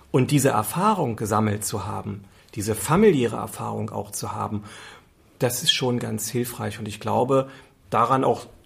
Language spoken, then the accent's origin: German; Berlin, Germany; Ich bin in Köpenick geboren, bin hier aufgewachsen.